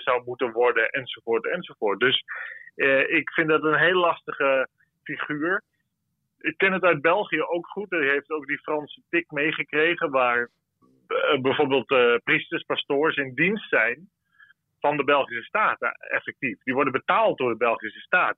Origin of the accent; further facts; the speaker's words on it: Netherlands; voor ons als Nederlanders